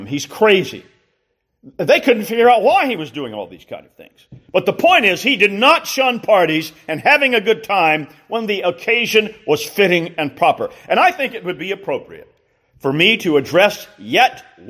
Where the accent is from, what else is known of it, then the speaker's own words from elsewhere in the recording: Columbia, South Carolina, United States; growing up in Columbia, South Carolina, in the mid-60s and into the early 70s